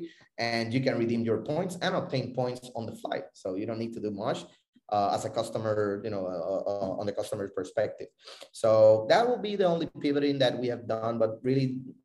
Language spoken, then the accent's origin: English; Puerto Rico; also born or lived in Florida; I'm originally from Puerto Rico. I live between Puerto Rico and Florida